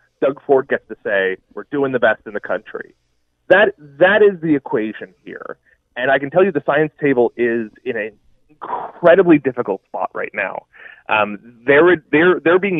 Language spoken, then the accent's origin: English; Nova Scotia, Canada; moved away; I'm from Nova Scotia.